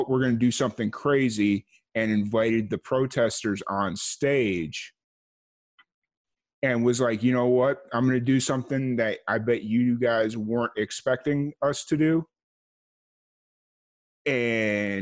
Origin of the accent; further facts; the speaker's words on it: Chicago Heights, Illinois, United States; I grew up in this area called Chicago Heights, which is like, it's a working class community